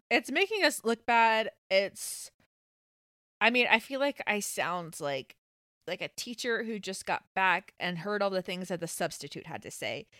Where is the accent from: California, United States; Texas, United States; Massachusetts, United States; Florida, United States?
Florida, United States; Pace; now in Atlanta, United States; I'm from Pace. I went to Pace High School.